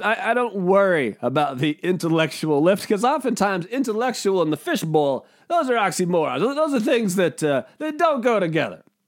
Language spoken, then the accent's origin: English; United States; I'm an American